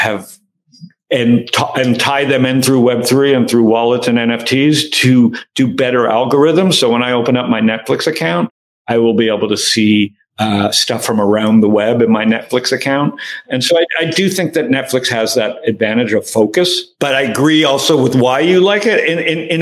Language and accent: English; Canada; now in United States; I'm Canadian living in America